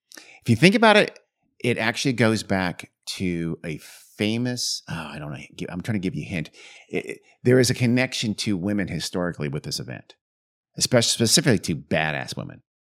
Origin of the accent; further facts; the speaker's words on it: St. Louis, Missouri, United States; I grew up in Saint Louis